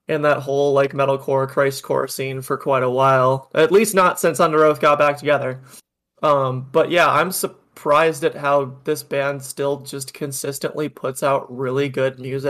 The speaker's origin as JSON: {"language": "English", "region": "Upper Midwest", "country": "United States", "tie": "born or raised there", "said": "growing up in the upper Midwest"}